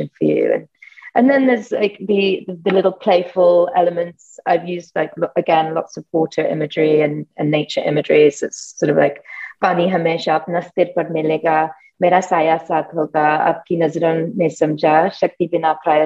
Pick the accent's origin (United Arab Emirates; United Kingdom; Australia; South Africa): United Kingdom; accent: British; also born or lived in France / Spain; now in Brooklyn, United States; I have a British accent